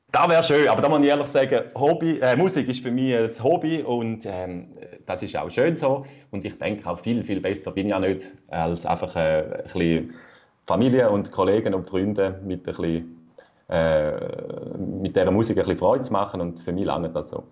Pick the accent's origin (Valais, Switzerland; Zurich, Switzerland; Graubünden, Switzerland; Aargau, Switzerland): Zurich, Switzerland; Rüschlikon; Ich komme aus Rüestiken